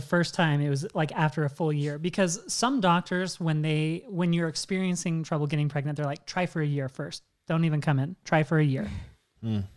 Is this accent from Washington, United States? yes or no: yes; Washington, United States; moved away; I'm originally from Washington State.